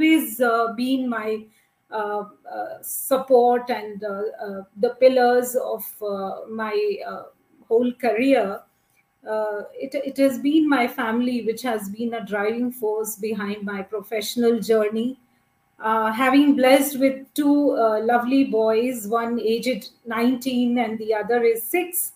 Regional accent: Meerut, Uttar Pradesh, India; also born or lived in Delhi; being born and brought up in Meerut, which is a city in Uttar Pradesh state of India

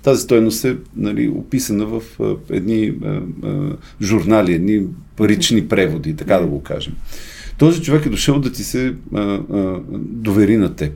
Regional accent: Bulgaria; аз съм българин 100%

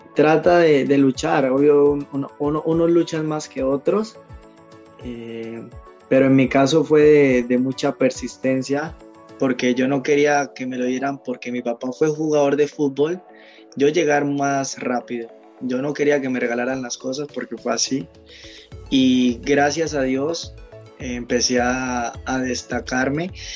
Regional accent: Sogamoso, Boyacá, Colombia; moved away as an adult; also born or lived in Bogotá / Panama / Mexico / Belize; now in Jaworzno, Poland; orgullosamente boyacense, soy de Sogamoso

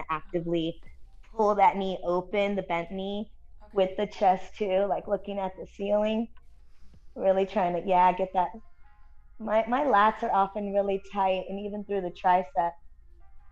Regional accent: El Monte, California, United States; I'm from Monte because that's where I'm from, also known as SGV

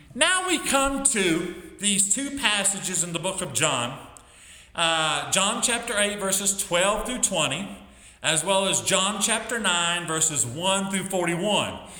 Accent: West Virginia, United States; also born or lived in Michigan / Chicago; I grew up primarily in West Virginia, but also lived in uh, lived in Michigan, lived in Chicago

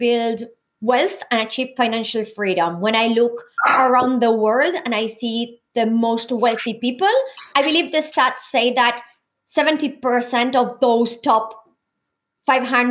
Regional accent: Argentina; now in Australia; being born and raised in a developing country like Argentina.

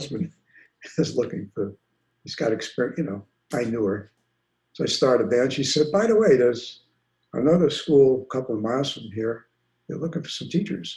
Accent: New York City, New York, United States; moved away as an adult; growing up in New York

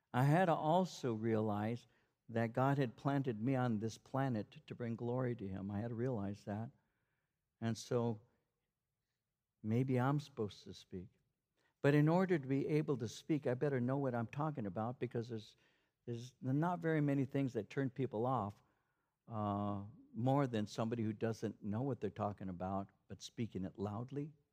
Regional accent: Norwalk, California, United States; I grew up in Norwalk

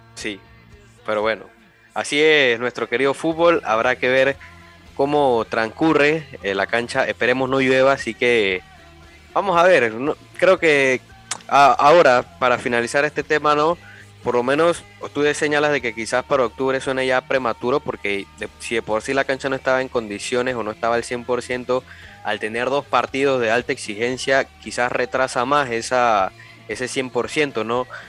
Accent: Panama; a uno como panameño, como fanático, como periodista

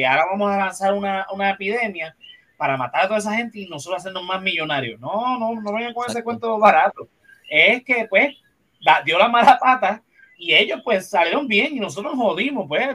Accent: Puerto Rico; nosotros como puertorriqueños, seamos cristianos o no, celebramos Navidad

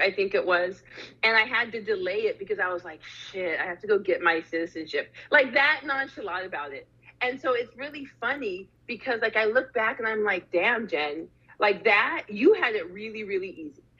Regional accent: Arizona, United States; moved away; also born or lived in Canada / Durham, North Carolina; I was born in Canada, but I was raised in Arizona

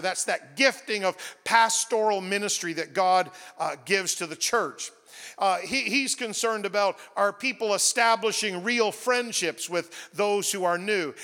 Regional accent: New Brunswick, Canada; I grew up in New Brunswick

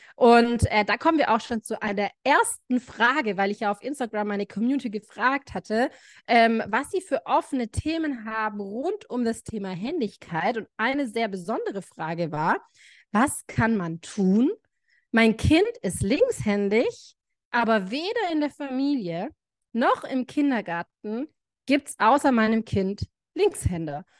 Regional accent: Baden-Württemberg, Germany; bei uns in Baden-Württemberg

